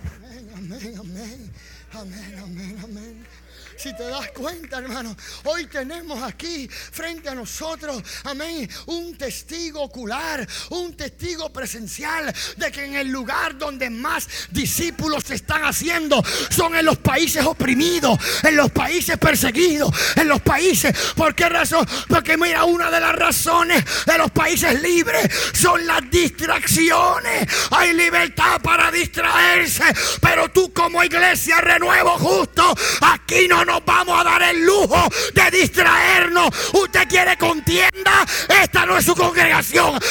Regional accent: Puerto Rico; Y más si somos puertorriqueños.

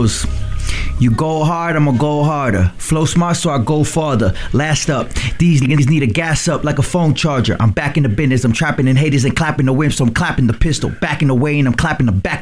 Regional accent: California, United States; also born or lived in Lynn, Massachusetts; I was born in Lynn, Mass, but I was raised in California.

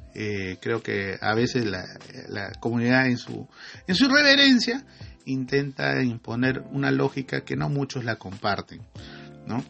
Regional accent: Iquitos, Loreto, Peru; la provincia donde yo nací, en Iquitos, ¿no? En Loreto, perdón, la provincia de Mainas, en el distrito de Iquitos.

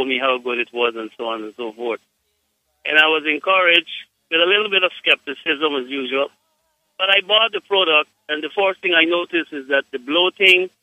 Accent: Guyana; I am from Guyana

